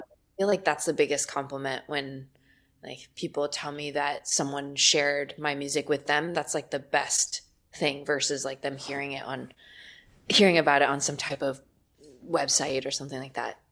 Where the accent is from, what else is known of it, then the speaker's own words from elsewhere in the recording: Los Angeles, California, United States; I'm from Los Angeles